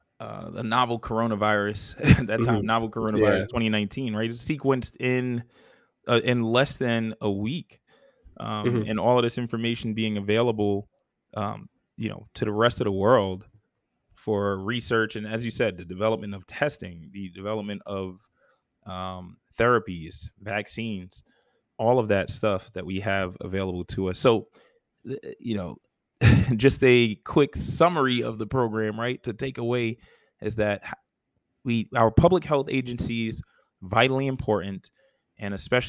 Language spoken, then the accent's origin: English; New York, United States; now in Georgia, United States; I'm a New Yorker at heart.